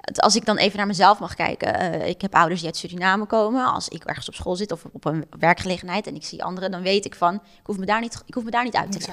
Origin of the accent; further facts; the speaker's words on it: Netherlands; wij denk ik ook als Nederlanders zijnde